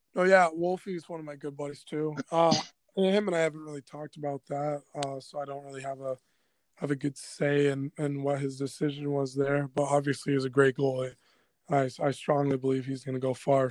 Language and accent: English; Anchorage, Alaska, United States; also born or lived in Colorado; the Anchorage North Stars, which is my hometown here